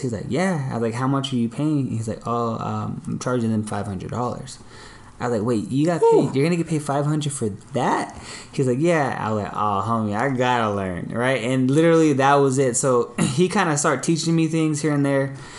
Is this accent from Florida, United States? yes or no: no; Long Beach, California, United States; also born or lived in Signal Hill, California; on the east side of Long Beach on 20th and Cedar